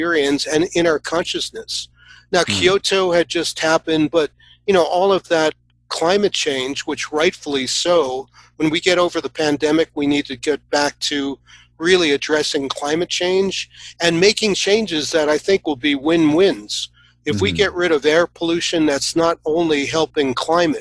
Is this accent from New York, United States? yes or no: yes; New York City, New York, United States; I grew up in New York. You know, I grew up in Queens with a lot of amazing parks.